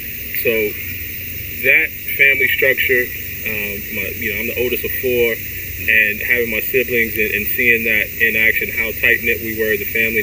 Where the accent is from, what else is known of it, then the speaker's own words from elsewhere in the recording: South Carolina, United States; also born or lived in Baltimore, Maryland; So I was born here. I was born at Park Heights. You know, and around 3 years old, my mom and she had recently gotten married. So my mom and dad, we all moved to South Carolina.